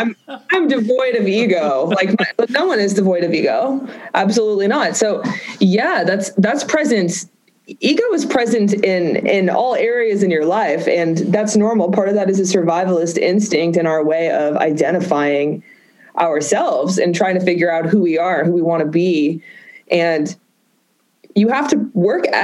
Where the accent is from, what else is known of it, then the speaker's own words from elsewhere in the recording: Boston, Massachusetts, United States; I grew up in Boston